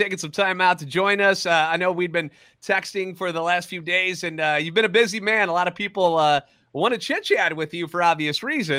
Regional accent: St. Louis, Missouri, United States; I'm a national radio sports anchor, born and raised in the Lou

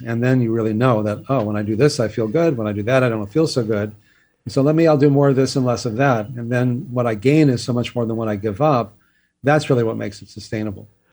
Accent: Texas, United States; I grew up in Texas where exercise was always punishment

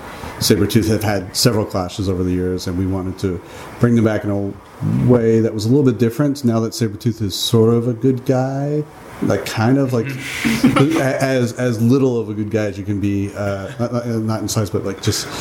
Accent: Canada; I'm from Canada

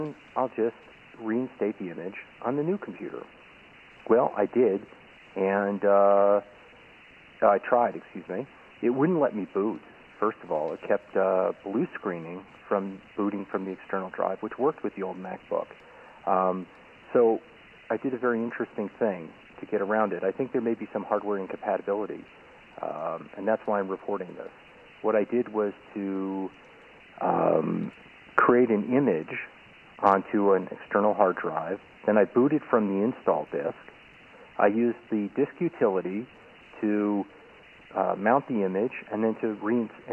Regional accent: Israel; I am a listener from Israel who happens to be vacationing in the United States

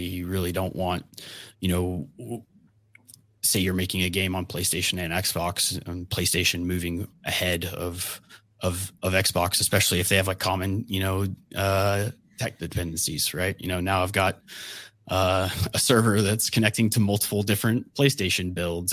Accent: Georgia, United States; I grew up in Georgia

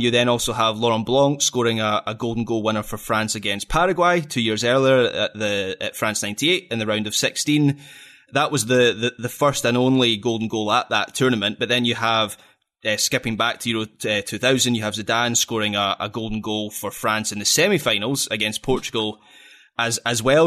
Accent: Scotland, United Kingdom; I'm Scottish

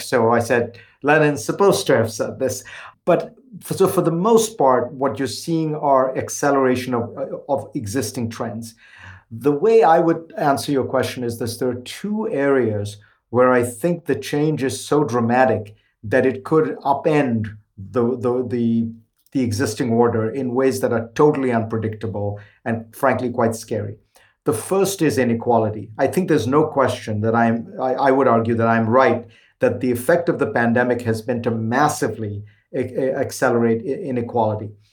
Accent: India; now in United States; When I was growing up in India

